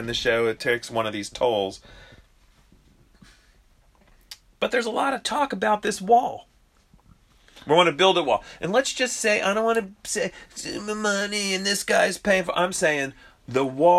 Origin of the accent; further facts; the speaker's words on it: United States; We're American